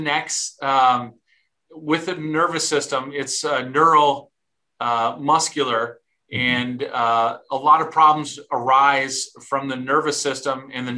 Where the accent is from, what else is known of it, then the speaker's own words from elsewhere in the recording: Milwaukee, Wisconsin, United States; moved away as an adult; also born or lived in Dallas, Texas / Colorado; now in Stillwater, United States; I actually was born in Milwaukee. So mm-hmm. I'm a cheesehead from Wisconsin